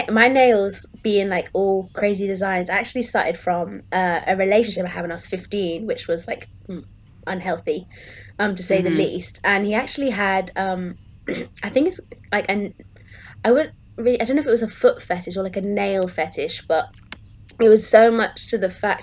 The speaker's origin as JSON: {"language": "English", "town": "Plymouth", "region": "South West England", "country": "United Kingdom", "tie": "born or raised there", "said": "we grew up in Plymouth"}